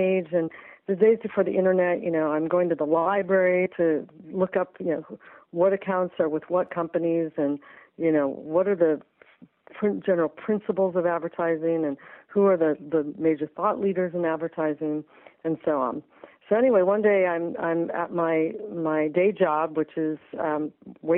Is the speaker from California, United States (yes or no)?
yes; Southern California, United States; I grew up in Southern California